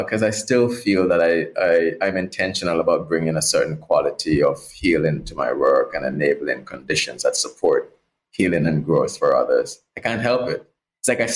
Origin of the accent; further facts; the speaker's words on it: Portland, Jamaica; I grew up in Jamaica, in the islands, and rural Jamaica, a parish called Portland.